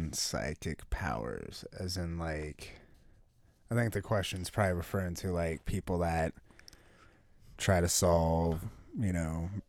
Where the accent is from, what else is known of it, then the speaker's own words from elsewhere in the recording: Los Angeles, California, United States; I'm from California. Yeah. Los Angeles, California, man.